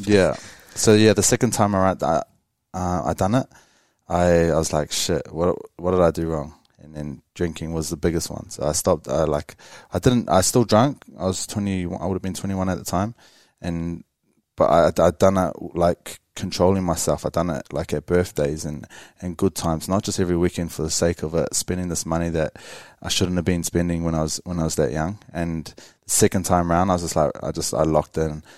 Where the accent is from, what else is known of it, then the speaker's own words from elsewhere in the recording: Wellington, New Zealand; growing up in Wellington